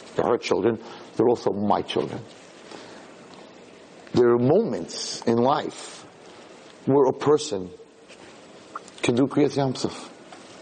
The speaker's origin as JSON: {"language": "English", "town": "New York City", "region": "New York", "country": "United States", "tie": "born or raised there", "said": "when I was born in Borough Park"}